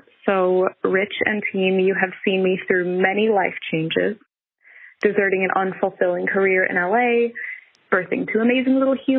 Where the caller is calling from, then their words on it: Cologne, North Rhine-Westphalia, Germany; I'm calling in from Cologne, Germany. I am 33 now.